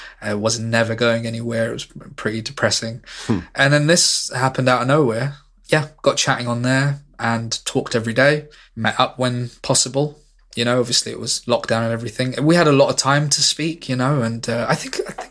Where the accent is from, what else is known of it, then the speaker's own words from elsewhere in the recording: London, United Kingdom; moved away as an adult; also born or lived in Manchester; I'm from London and I could move back here quite easily